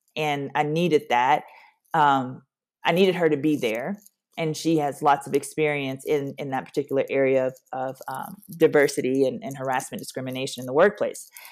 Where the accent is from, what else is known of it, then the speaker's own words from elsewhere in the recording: Louisiana, United States; moved away as an adult; now in Nashville, United States; I'm from Louisiana, born and raised